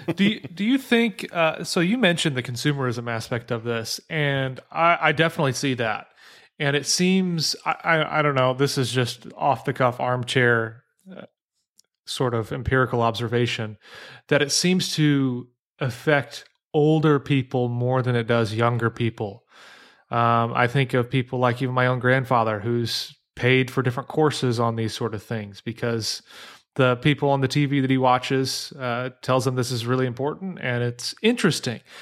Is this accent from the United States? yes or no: yes; southern Illinois, United States; moved away; I grew up in Illinois, uh, southern Illinois